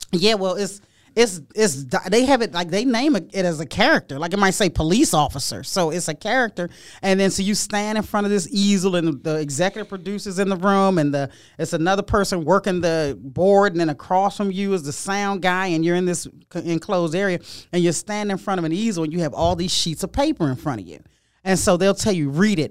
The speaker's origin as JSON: {"language": "English", "area": "Prince George's County", "region": "Maryland", "country": "United States", "tie": "born or raised there", "said": "I grew up in Prince George's County, Maryland"}